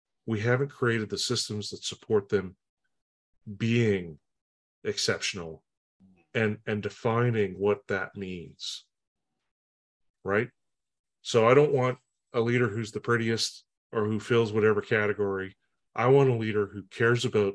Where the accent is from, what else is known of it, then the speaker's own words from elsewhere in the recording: Canada; I'm from Canada, off the West Coast